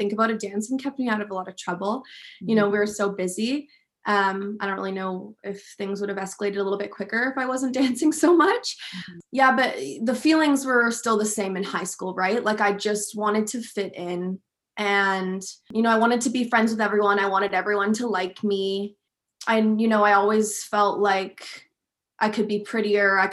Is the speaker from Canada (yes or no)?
yes; West Vancouver, British Columbia, Canada; also born or lived in England; I was born in England and then we moved over to West Vancouver when I was quite young